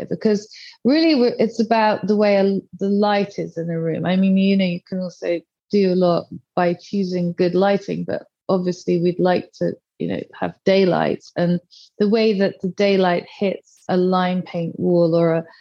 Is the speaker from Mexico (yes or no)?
no; South of England, United Kingdom; I grew up in the south of England